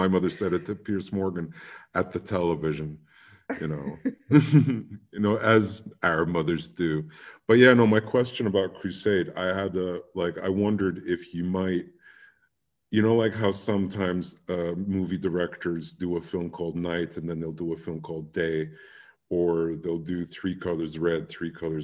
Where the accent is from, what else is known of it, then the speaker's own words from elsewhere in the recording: United Kingdom; accent: English; I studied French in growing up in Britain